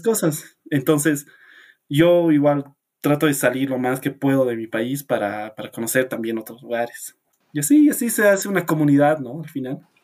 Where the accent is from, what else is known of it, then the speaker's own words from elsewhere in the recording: La Paz, Bolivia; soy de La Paz, Bolivia